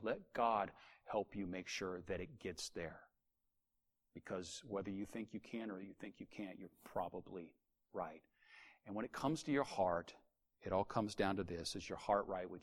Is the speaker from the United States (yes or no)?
yes; United States; as an American, we're Americans